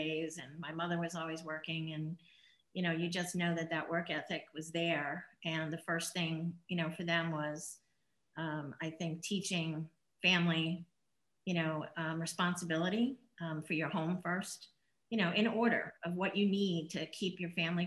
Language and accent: English; Glen Head, New York, United States; moved away; I grew up in a little town in up in New York called Glen Head. It was on the North Shore of Long Island